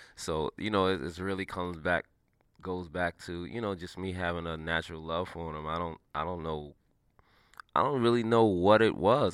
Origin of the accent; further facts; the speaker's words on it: New York City, New York, United States; I'm from New York City, a inner city kid